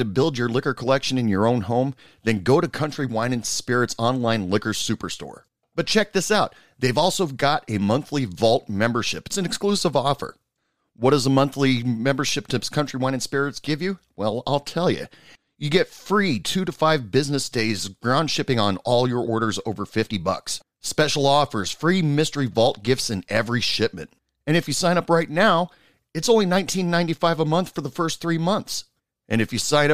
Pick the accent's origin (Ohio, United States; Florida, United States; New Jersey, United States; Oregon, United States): Oregon, United States; now in West Texas, United States; I'm originally from Oregon, and I live in West Texas right now